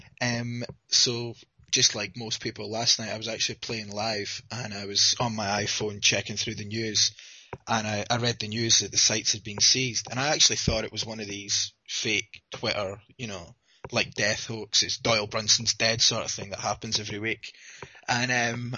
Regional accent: Dundee, Scotland, United Kingdom; accent: Scottish; I'm from Dundee, Scotland

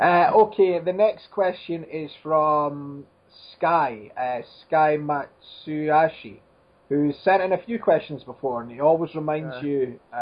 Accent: Dundee, Scotland, United Kingdom; In my hometown, there is the big ship Discovery that went to, you know, on the missions and stuff, and it was trapped in the ice.

